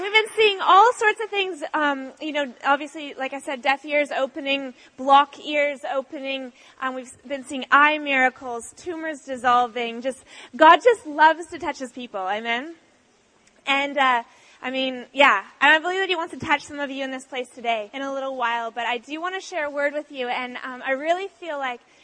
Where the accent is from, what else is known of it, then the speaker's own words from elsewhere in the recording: Canada; moved away as an adult; also born or lived in Australia; now in San Diego, United States; I'm actually Canadian though. Um, yes, we moved from Canada um, uh, like three years ago